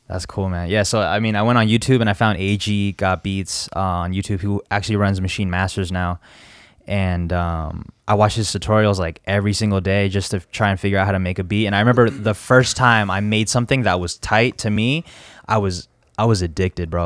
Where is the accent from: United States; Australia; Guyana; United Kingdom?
United States; Las Vegas, Nevada; also born or lived in Virginia; I was born in Virginia, uh, back in ninety-three, and then me and my parents moved to Vegas, uh, like, f, couple years after